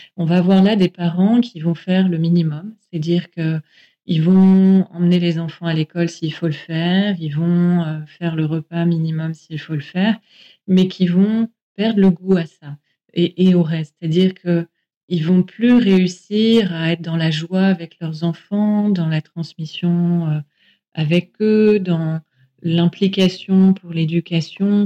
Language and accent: French; France; chez nous, en France